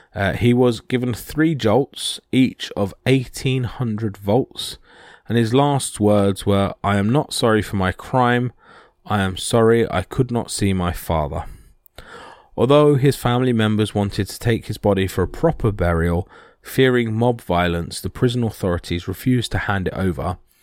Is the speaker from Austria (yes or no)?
no; United Kingdom; this is being British